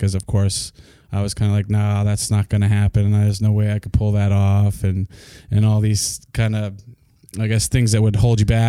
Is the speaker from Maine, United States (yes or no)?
yes; Bangor, Maine, United States; also born or lived in Farmington, Maine; Outside of that, I've been right here. So born and raised in Bangor. Spent a lot of the time at the Y growing up playing sports.